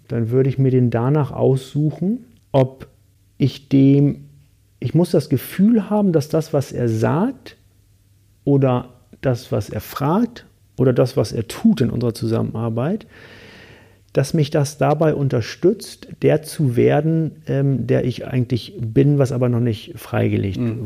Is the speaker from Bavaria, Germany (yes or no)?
no; Hamburg, Germany; ich komme aus Hamburg